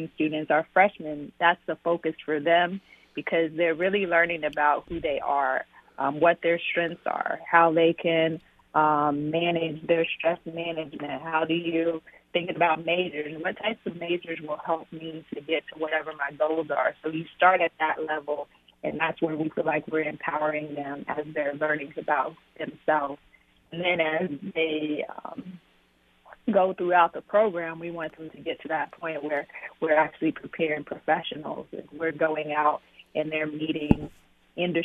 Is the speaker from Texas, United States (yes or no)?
no; Arkansas, United States; moved away; born and raised in Arkansas, so neighboring state